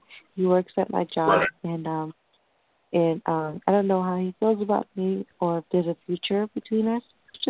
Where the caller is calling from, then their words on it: New York, United States; I'm calling from New York.